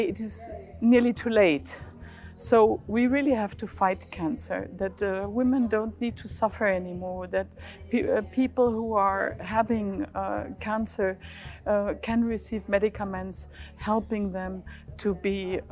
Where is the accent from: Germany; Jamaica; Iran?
Germany; I'm stemming from Germany.